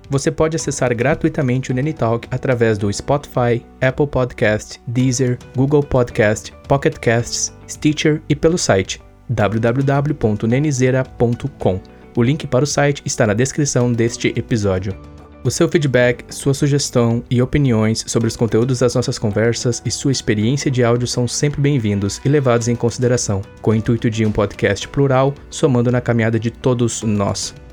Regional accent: Brazil; E nós, como brasileiros, digamos assim, posso falar por mim e por ti, amamos futebol, né?

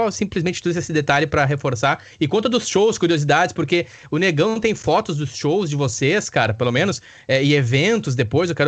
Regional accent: Campo Bom, Rio Grande do Sul, Brazil; amigos que eu conheci através da música, através da cidade de onde eu nasci, me criei, que é Campo Bom.

